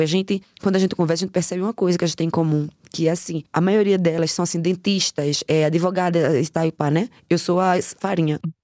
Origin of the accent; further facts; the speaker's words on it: Recife, Pernambuco, Brazil; moved away as an adult; now in Germany; Eu nasci no Morro da Conceição, me criei lendo tiro